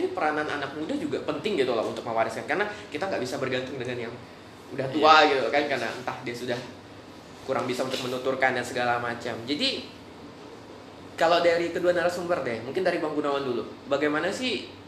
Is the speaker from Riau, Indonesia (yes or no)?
no; Melawi, West Kalimantan, Indonesia; daerah saya itu di daerah Melawi